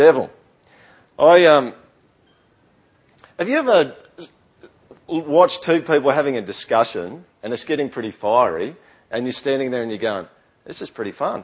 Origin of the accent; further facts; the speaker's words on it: Australia; accent: Aussie yokel; first language English; I've got some weird accent. I don't even know what it is. Maybe it's a Aussie yokel accent or something. But when I speak English, I speak my native language.